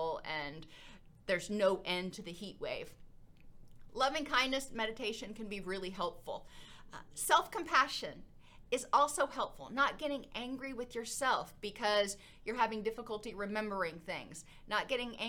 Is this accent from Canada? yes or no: no; Florida, United States; now in Middle Tennessee, United States; I grew up in Florida